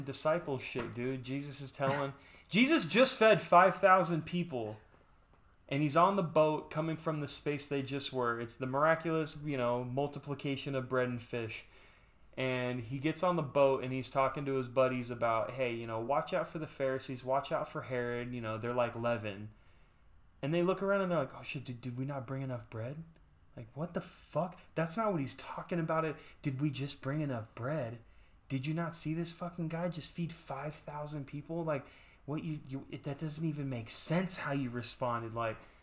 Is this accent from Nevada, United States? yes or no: yes; Las Vegas, Nevada, United States; I grew up in Vegas